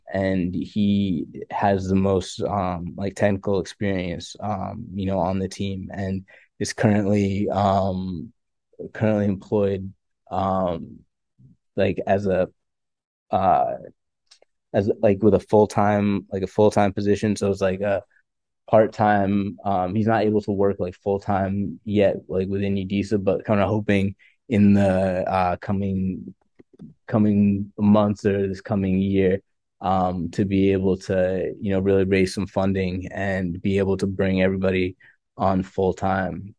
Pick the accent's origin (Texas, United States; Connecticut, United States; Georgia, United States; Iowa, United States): Connecticut, United States; Farmington; also born or lived in Pennsylvania; I'm from, um, Farmington, Connecticut originally. Um, born and raised in Connecticut